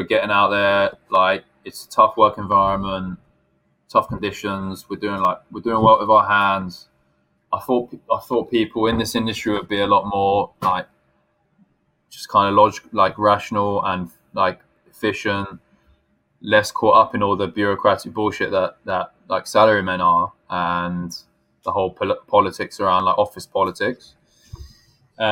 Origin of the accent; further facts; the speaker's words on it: United Kingdom; also born or lived in Tokyo, Japan; now in Japan; whether I'm British or not